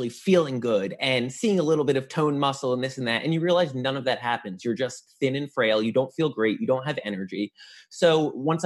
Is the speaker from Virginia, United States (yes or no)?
no; New Jersey, United States; I was from North Jersey too, so it's like Jersey.